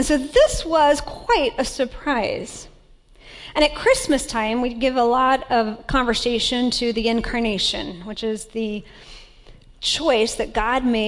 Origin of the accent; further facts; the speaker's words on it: Tampa, Florida, United States; moved away; I grew up in Tampa, Florida